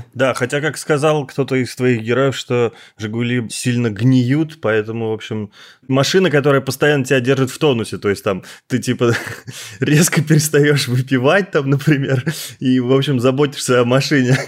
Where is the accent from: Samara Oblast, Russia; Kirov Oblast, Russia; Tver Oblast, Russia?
Kirov Oblast, Russia; Kirov; now in Moscow, Russia; я сам из Кирова